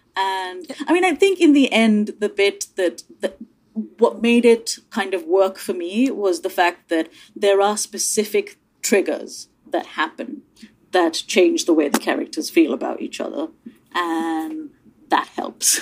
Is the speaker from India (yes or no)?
yes; India; now in United Kingdom; I grew up in India I'm now British